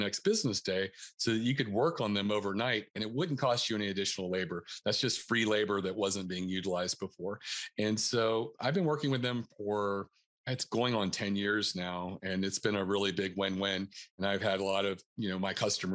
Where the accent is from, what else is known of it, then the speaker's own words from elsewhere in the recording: North Carolina, United States; moved away as an adult; also born or lived in Northern Virginia; now in Baltimore County, Maryland, United States; I'm originally from North Carolina